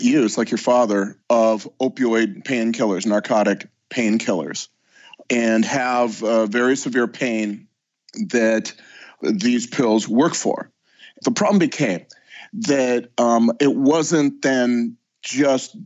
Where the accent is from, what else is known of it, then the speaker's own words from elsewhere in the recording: Southern California, United States; I am from Southern California. That's where I live